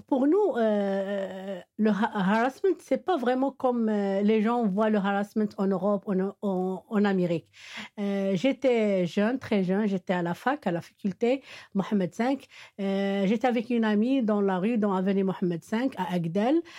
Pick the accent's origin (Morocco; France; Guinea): Morocco; Meknes, Fès-Meknès; French is a second language; now in Rabat, Morocco; je suis de Meknes